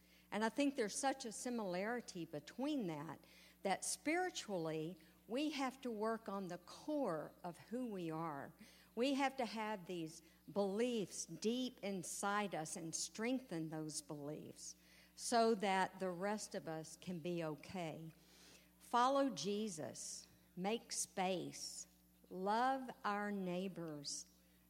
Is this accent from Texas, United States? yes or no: yes; East Texas, United States; growing up in East Texas, we had a wonderful school